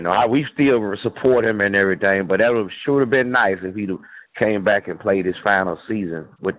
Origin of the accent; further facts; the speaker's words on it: Phenix City, Alabama, United States; See, I'm from Phoenix City also.